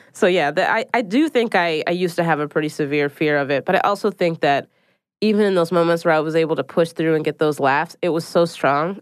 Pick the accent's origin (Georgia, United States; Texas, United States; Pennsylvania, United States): Pennsylvania, United States; Philadelphia; now in New York City, United States